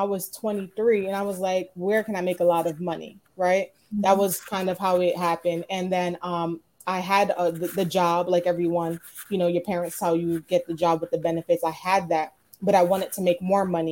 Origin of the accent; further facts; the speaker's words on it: New York City, New York, United States; I'm from Brooklyn, New York